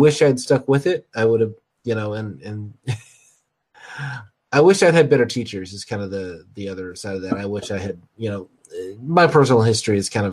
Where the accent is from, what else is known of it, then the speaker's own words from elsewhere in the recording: United States; I'm American